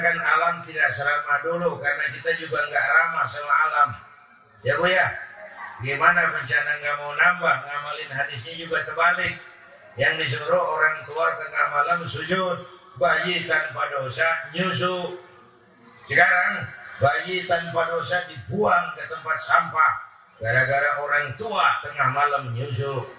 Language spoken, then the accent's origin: Indonesian; Jakarta, Indonesia; saya lahir di Gandaria, di Kebayoran